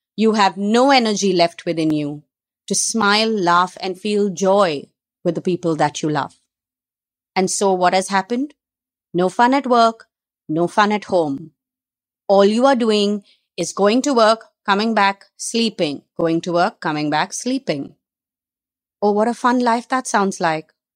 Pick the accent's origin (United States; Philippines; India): India; Mumbai, Maharashtra; I'm a girl who's been born and brought up in Bombay